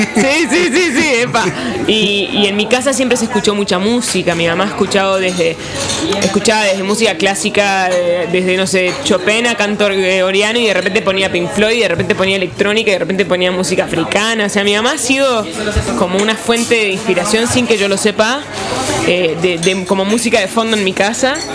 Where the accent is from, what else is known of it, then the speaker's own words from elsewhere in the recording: Buenos Aires, Argentina; soy de Buenos Aires, eh, Argentina